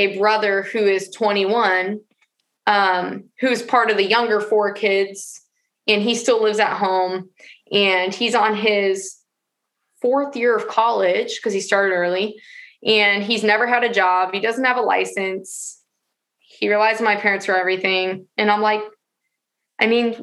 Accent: Portland, Oregon, United States; also born or lived in Florida; I was born in Portland

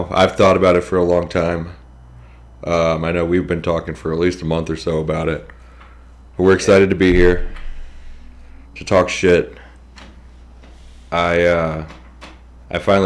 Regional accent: United States; I'm American

